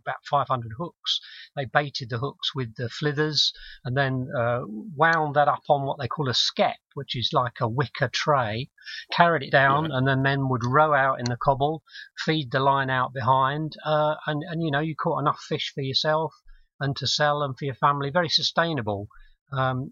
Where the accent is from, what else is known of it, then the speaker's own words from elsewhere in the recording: London, United Kingdom; now in Scarborough, United Kingdom; I'm a Londoner, and my maritime connections are purely through my sort of grandparents who worked in the East End in the docks.